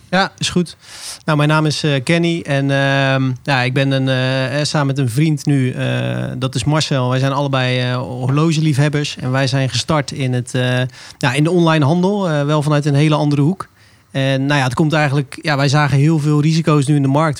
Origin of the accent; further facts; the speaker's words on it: Zeeland, Netherlands; moved away; Ik kom oorspronkelijk uit Zeeland